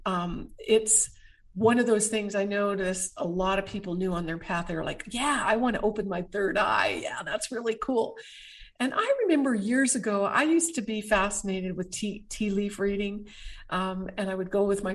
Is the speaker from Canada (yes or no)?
yes; Canada; as a Canadian